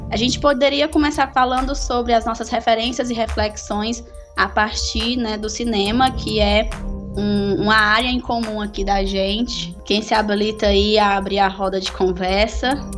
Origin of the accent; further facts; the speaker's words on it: Sertão Central, Ceará, Brazil; Somos do Ceará, no Sertão Central